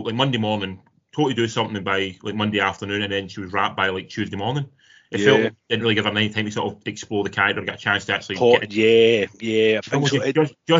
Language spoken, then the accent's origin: English; Irvine, Scotland, United Kingdom; I grew up in Irvine